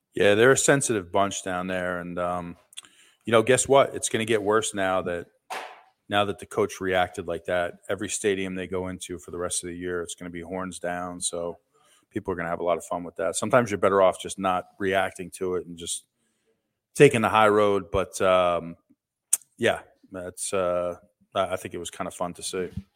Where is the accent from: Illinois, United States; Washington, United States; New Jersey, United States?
New Jersey, United States; Seton Hall from my home state of New Jersey.